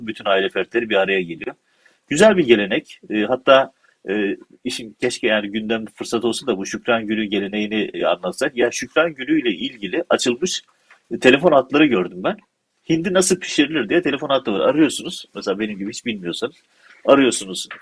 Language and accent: Turkish; Silifke, Mersin, Turkey; çünkü ben Silifke'liyim